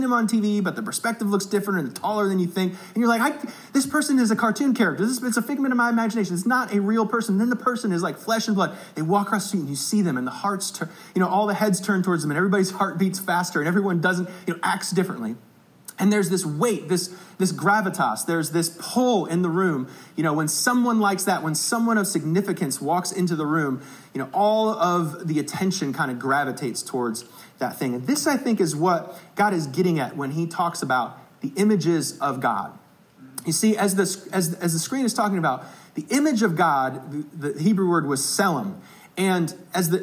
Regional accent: South Bend, Indiana, United States; I'm from South Bend, Indiana

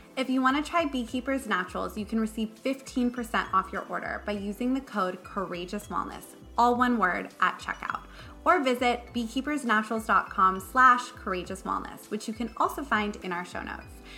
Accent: Malibu, California, United States; I'm from Malibu

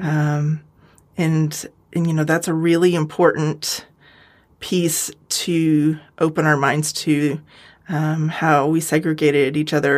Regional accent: United States; also born or lived in California / Colorado; I grew up out west in California and Colorado

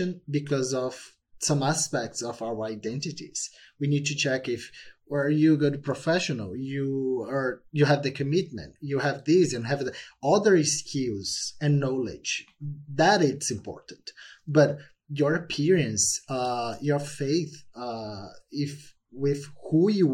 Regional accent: Brazil; English is a second language; moved away; growing up in Brazil

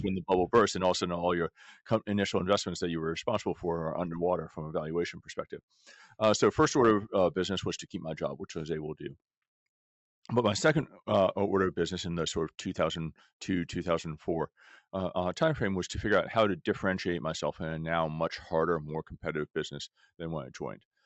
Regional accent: Washington, District of Columbia, United States; moved away as an adult; also born or lived in California; I grew up in Washington, D C

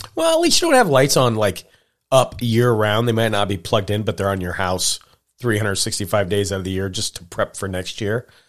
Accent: Montana, United States; I grew up in Montana

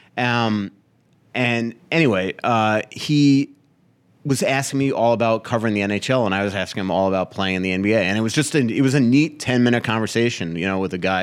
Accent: Florida, United States; moved away as an adult; also born or lived in New York; now in Minnesota, United States; a Floridian hockey writer

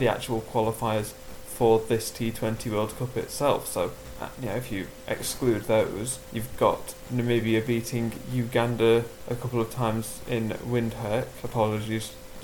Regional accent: England, United Kingdom; I'm personally English myself

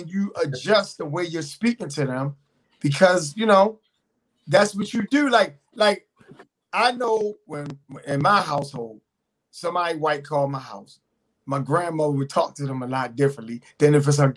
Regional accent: Baltimore, Maryland, United States; accent: Baltimore; I have a Baltimore accent

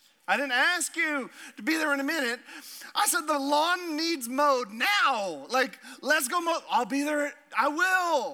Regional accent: Alaska, United States; I'm from Alaska

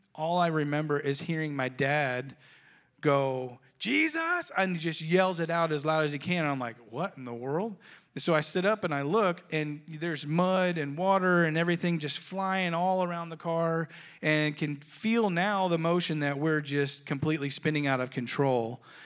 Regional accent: Florida, United States; I grew up in Florida

